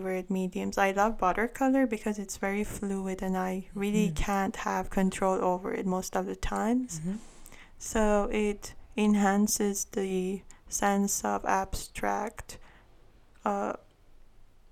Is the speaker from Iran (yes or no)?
yes; Iran; first language Armenian; English is a second language; moved away as an adult; I'm from Iran, but I'm Armenian. So over there we are a minority group. So we immigrated here